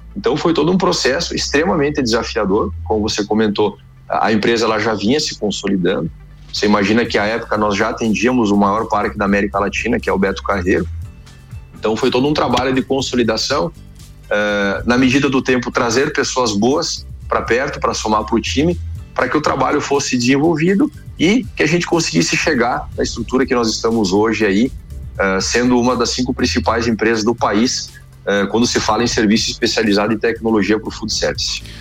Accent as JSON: {"language": "Portuguese", "town": "Erechim", "region": "Rio Grande do Sul", "country": "Brazil", "tie": "born or raised there", "moved": "as an adult", "lives_now": "Chapecó, Brazil", "said": "Eu sou natural de Erechim, no Rio Grande do Sul."}